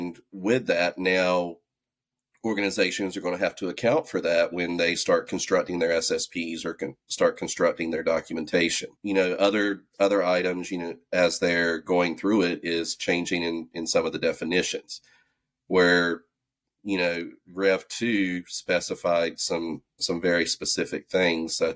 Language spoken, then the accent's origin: English; the South, United States; accent: southern; you can hear my southern accent.